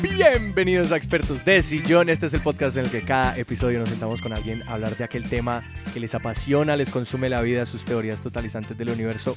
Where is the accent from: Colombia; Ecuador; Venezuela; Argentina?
Colombia; Cali, Valle del Cauca; moved away as an adult; also born or lived in Texas; yo sí crecí, bueno, acá en Cali